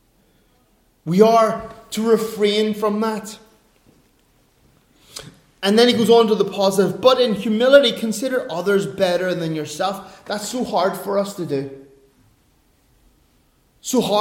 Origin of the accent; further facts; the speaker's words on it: Ireland; I'm an Irishman